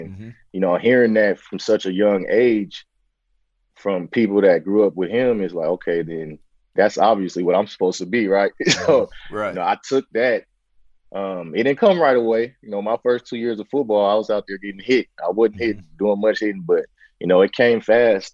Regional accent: San Francisco, California, United States; born, raised in Bayview, Hunters Point, you know, in the heart of, you know, the Bayview district in San Francisco

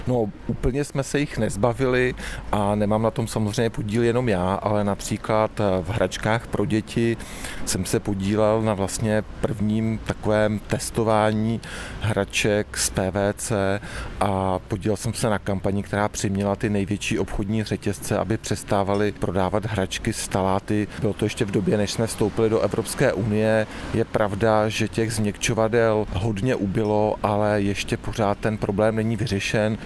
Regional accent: Chomutov, Ústí nad Labem Region, Czechia; Já pocházím z Chomutova, narodil jsem se koncem šedesátých let

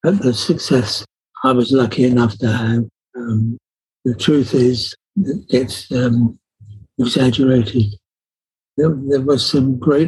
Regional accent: Norwich, East of England, United Kingdom; Norwich, my hometown

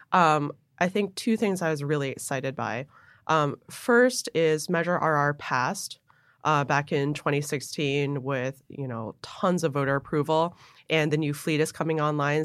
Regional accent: Buffalo, New York, United States; moved away; also born or lived in Hong Kong / New Jersey; I grew up in Buffalo

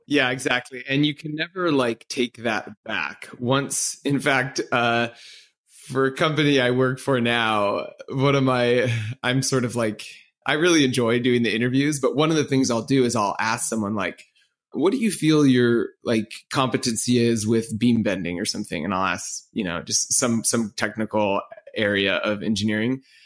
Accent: Orange County, California, United States; moved away; I grew up in Orange County on the West Coast

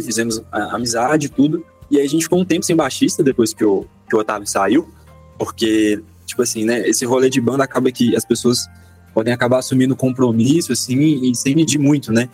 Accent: Belo Horizonte, Minas Gerais, Brazil; sou aqui de BH também, nascido e criado, moro no bairro Santo André

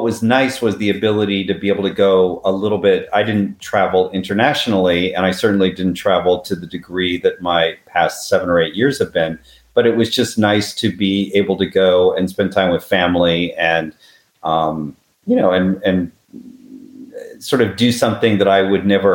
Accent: Kansas, United States; moved away; I grew up in Kansas in the 60s and 70s

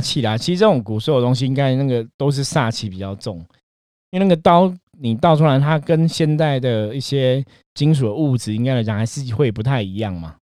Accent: Taiwan; 我们台湾人讲偷工啊

